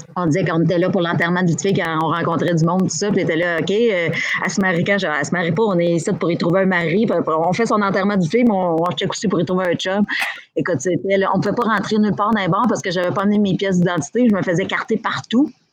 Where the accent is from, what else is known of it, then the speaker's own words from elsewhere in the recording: Abitibi, Quebec, Canada; moved away as an adult; now in Montreal, Canada; je suis partie d'Abitibi, je suis arrivée à Montréal à 21 ans